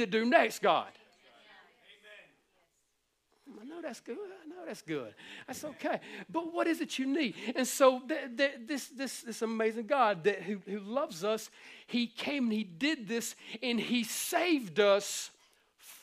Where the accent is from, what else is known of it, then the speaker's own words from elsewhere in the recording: the Bible Belt, the South, United States; we were born and raised in the Bible Belt, man, we're down here in the South